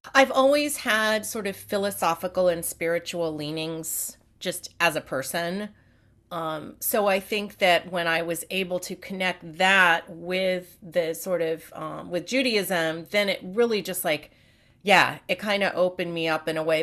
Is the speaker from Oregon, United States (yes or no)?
no; the Peninsula, south of San Francisco, California, United States; also born or lived in New York; So I grew up on the peninsula. Okay. So just south of San Francisco. We lived in New York until I was seven, and then we moved out here. And I grew up in California